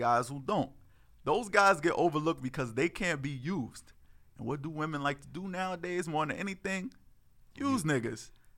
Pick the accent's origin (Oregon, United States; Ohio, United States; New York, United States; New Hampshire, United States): New York, United States; New York City; I'm from Harlem